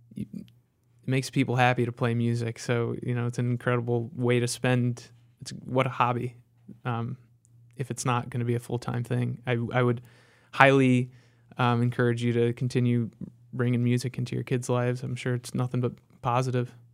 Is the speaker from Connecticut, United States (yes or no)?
yes; Connecticut, United States; moved away as an adult; also born or lived in Chicago; now in Charlotte, United States; I grew up in Connecticut and then spent my adult life in Chicago